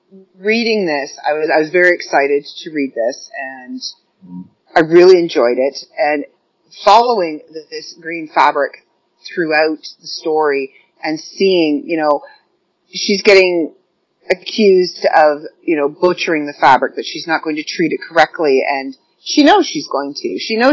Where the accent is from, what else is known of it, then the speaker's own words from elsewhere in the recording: Ireland; I'm Irish, so I follow a lot of the old folklore, and I know a lot of the old folklore